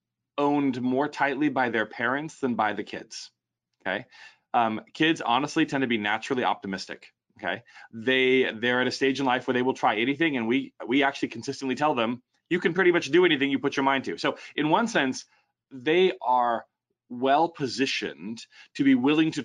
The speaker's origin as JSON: {"language": "English", "country": "United States", "said": "as an American"}